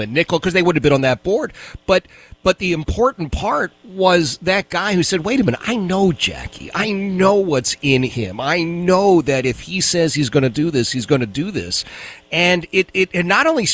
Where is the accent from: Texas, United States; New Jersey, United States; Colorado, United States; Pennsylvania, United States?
Pennsylvania, United States; Philadelphia; my experience growing up in the city of Philadelphia